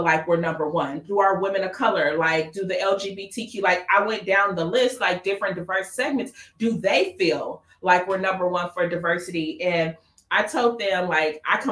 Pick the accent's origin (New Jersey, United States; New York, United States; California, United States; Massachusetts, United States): California, United States; Los Angeles; I grew up in Watts. So Watts is in the inner city of LA.